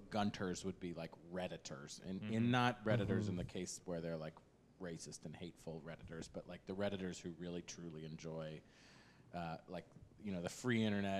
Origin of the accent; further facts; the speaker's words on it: Columbus, Ohio, United States; I grew up in Columbus, Ohio